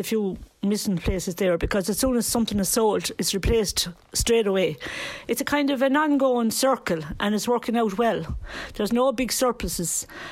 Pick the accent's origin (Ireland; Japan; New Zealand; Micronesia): Ireland; Tralee, Munster; now in Ballon, Ireland; I come from Tralee